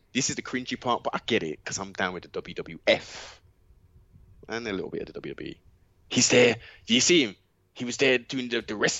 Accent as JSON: {"language": "English", "region": "England", "country": "United Kingdom", "said": "our foreparents came over to the UK from the Caribbean. We have the citizenship of being British"}